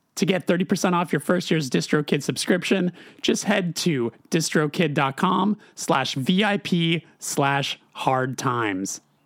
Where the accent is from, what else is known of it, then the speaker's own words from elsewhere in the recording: Burbank, California, United States; I'm from Los Angeles.